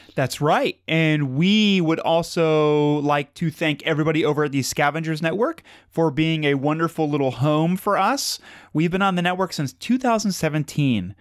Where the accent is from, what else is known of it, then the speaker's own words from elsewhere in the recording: Madison, Ohio, United States; where we grew up in Madison